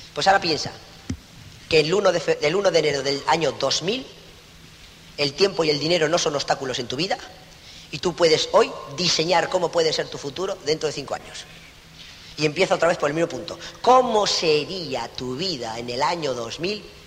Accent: Spain

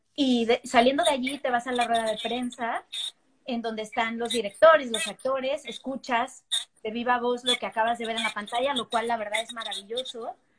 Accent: Mexico; now in New York, United States; los que somos de México

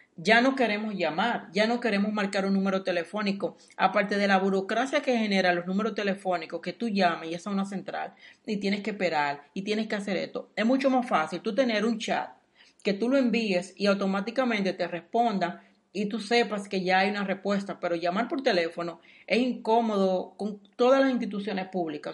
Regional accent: Dominican Republic; moved away; soy dominicano

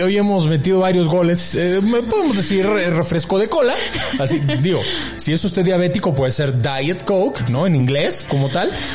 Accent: Mexico; así somos los mexicanos

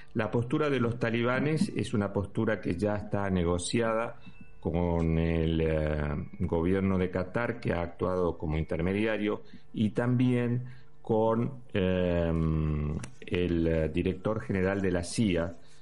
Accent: Argentina; now in Spain; como ciudadano español, pero también te lo digo con la camiseta de argentino

